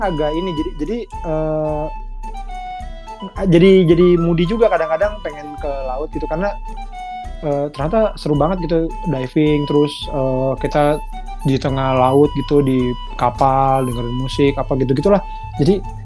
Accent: Bekasi, West Java, Indonesia; also born or lived in Jakarta; lahir di Jakarta gede di Bekasi

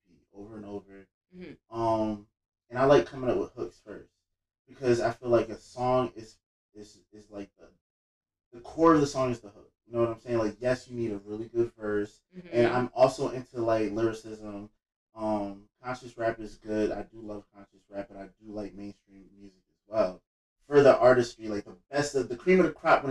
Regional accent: Roselle, New Jersey, United States; also born or lived in Elizabeth, New Jersey / Linden, New Jersey / Union, New Jersey; I was born in Elizabeth, raised in Roselle, lived all over Union County

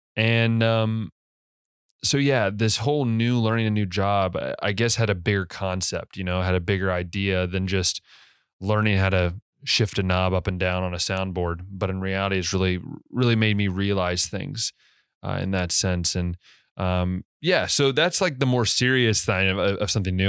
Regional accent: United States; moved away as an adult; now in Hungary; as an American, I do all the time

